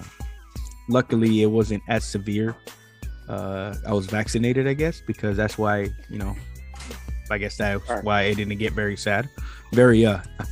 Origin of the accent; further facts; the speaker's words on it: San Diego, California, United States; I was born in San Diego, the 80s. Born at a UCSD.